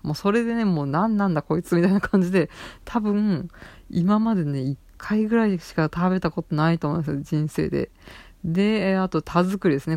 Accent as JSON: {"language": "Japanese", "region": "Saitama", "country": "Japan", "tie": "born or raised there", "said": "関東というか埼玉出身"}